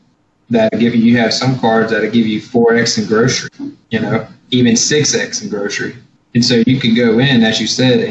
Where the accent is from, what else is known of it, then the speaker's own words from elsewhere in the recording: Baton Rouge, Louisiana, United States; I'm from Baton Rouge, and that I have family there